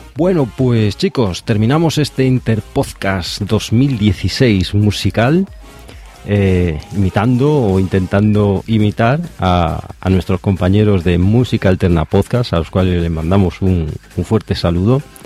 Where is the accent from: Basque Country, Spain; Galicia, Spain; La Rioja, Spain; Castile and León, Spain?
Galicia, Spain; A Coruña; de Coruña, de aquí de donde soy yo, de Galicia